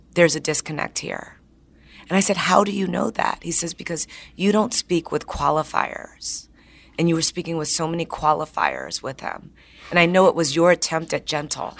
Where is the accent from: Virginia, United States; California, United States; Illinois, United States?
Illinois, United States; Chicago; now in San Francisco, United States; I'm from Chicago